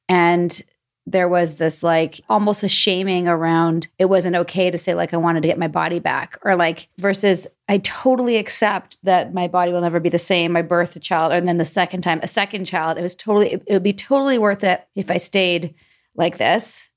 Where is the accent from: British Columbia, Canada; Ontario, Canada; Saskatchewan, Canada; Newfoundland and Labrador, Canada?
British Columbia, Canada; Vancouver; now in Atlanta, United States; Born and raised in Vancouver